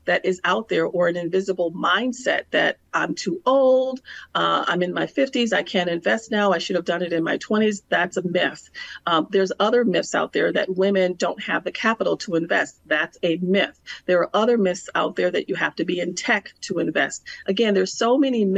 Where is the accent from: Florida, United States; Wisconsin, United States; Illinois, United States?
Wisconsin, United States; Milwaukee; It was a public relations and marketing firm in my hometown of Milwaukee, Wisconsin